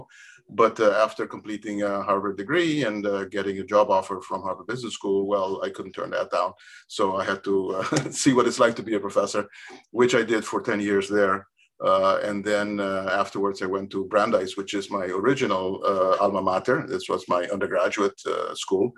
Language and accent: English; Curaçao; I grew up in Curaçao.